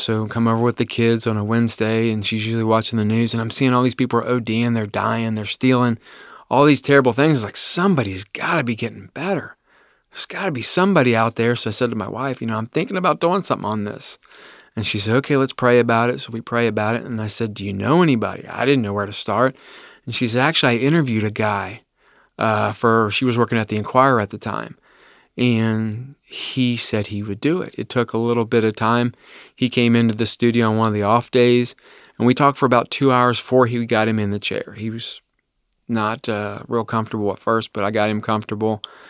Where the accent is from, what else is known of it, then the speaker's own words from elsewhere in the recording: Ohio, United States; I grew up in Claremont County in the Amelia area. From there, I've never left Claremont County. That's my home. I love it there. I live in Bethel right now, little tiny town, 2,000 people.